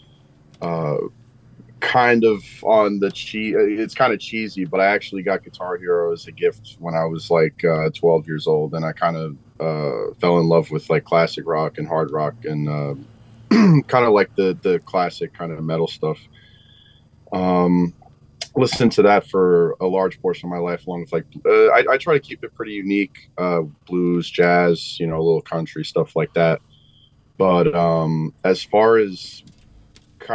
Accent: New York City, New York, United States; I'm Staten Island, born and raised. Been here all my life.

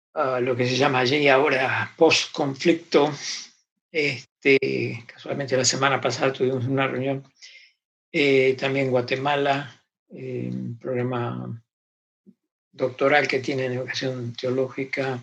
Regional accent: Argentina; me crié en Argentina

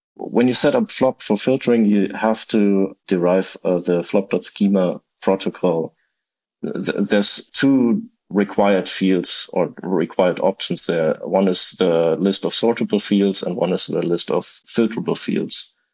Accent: Germany; now in Tokyo, Japan; I'm originally from Germany, but at the moment I live in Tokyo

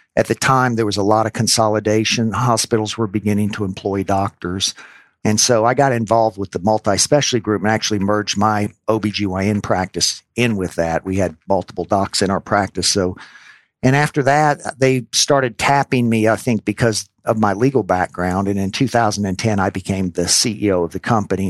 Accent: New Orleans, Louisiana, United States; moved away as an adult; also born or lived in Indiana; I grew up in New Orleans, Louisiana.

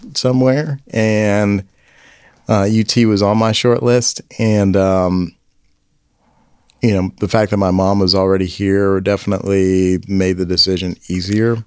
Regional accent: Memphis, Tennessee, United States; moved away as an adult; I grew up in Memphis

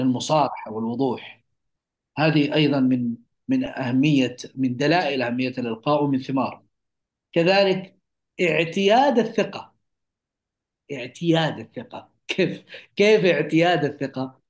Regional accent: Saudi Arabia; نحن كسعوديين

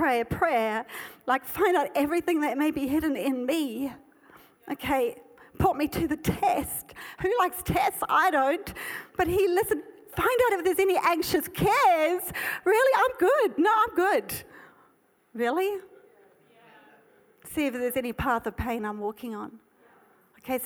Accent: South Africa; I was born in South Africa. And it was ingrained in me that high grass means snakes.

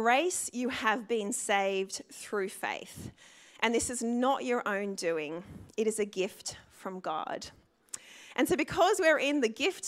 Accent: Sydney, New South Wales, Australia; I actually grew up in the Sutherland Shire.

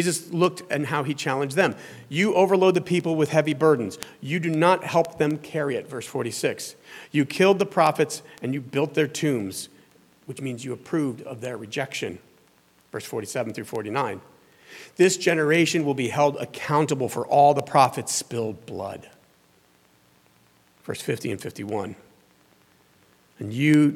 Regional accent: the Bible Belt, the South, United States; moved away; I was raised down in the South, in the Bible Belt

